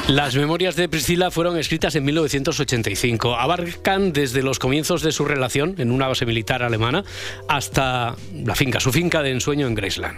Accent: Cerdanyola del Vallès, Catalonia, Spain; yo soy de Sardañola

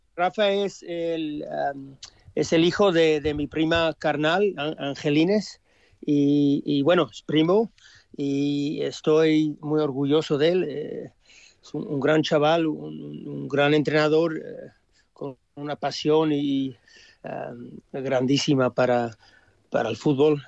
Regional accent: Australia; moved away as an adult; also born or lived in Spain; un chaval de padres españoles nacer en Australia

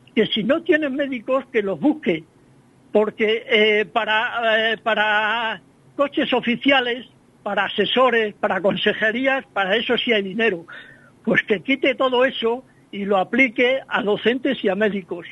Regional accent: a village in Salamanca province, Castile and León, Spain; En el lugar donde yo nací, mis padres, mis abuelos, mi mujer, mis suegros

